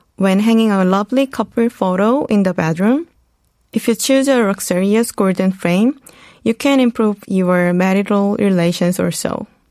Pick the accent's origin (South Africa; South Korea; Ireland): South Korea; moved away as an adult; also born or lived in United States; Growing up in Korea, studying in the US